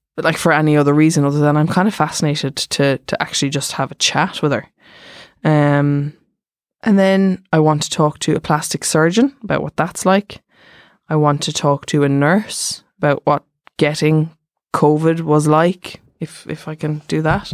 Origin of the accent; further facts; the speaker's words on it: Germany; I'm from Germany